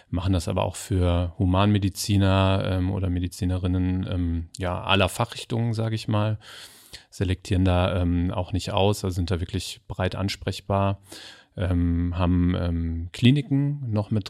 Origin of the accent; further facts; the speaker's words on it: Hesse, Germany; Weil ich bin ich, auch Hesse. Ach, tatsächlich? ja. ja. ich bin Frankfurter Bub